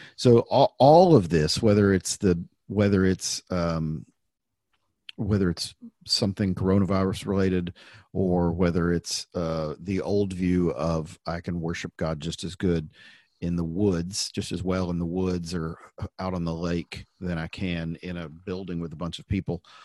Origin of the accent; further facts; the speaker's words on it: the Bible Belt, United States; growing up in the Bible Belt